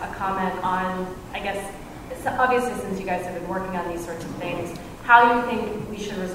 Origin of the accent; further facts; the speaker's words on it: Richmond, Virginia, United States; I'm from Richmond